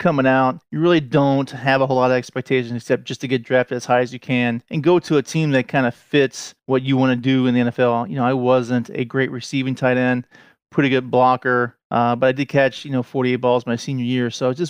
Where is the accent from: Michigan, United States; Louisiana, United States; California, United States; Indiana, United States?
Indiana, United States; Mariah Hill; I'm from a very small town called Mariah Hill, and in that general area, there's a lot of small towns that kind of feed into one high school.